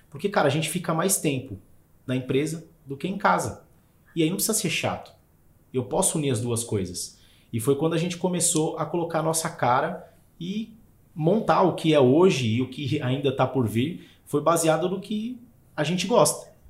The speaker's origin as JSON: {"language": "Portuguese", "region": "São Paulo", "country": "Brazil", "said": "Sou da Zona Leste e tinha essa dificuldade."}